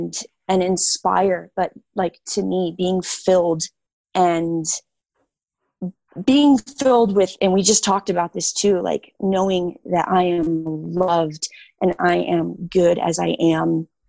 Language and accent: English; Illinois, United States; Illinois. So Chicago suburbs.